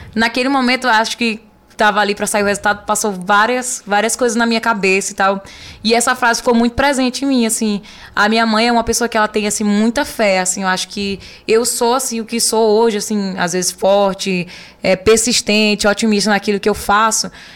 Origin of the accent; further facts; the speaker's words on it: Olho d'Água das Cunhãs, Maranhão, Brazil; o nome da minha cidade, de onde eu nasci, de onde eu me criei